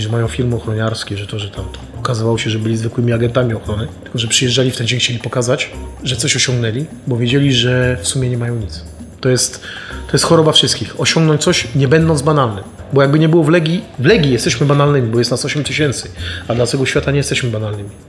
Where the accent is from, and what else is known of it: Poland; moved away as an adult; now in France